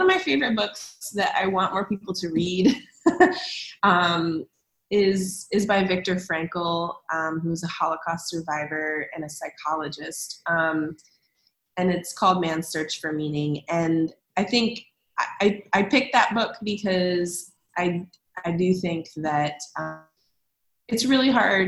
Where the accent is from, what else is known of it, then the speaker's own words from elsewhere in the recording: United States; as an American